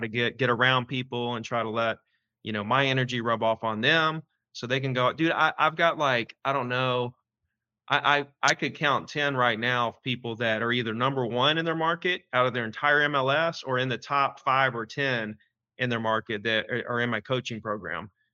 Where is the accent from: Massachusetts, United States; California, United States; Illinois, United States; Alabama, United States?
Alabama, United States; Gulf Shores; in Gulf Shores, February 10th in my hometown